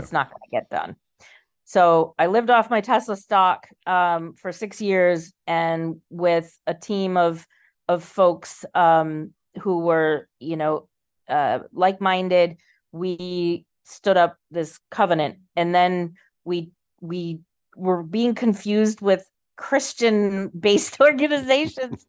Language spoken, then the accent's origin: English; Boston, Massachusetts, United States; now in Charlestown, Rhode Island, United States; I was born and raised in in the Boston area